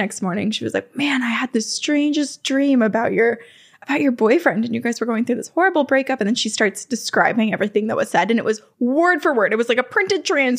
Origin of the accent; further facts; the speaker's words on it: Vermont, United States; I grew up in Vermont and we built our house.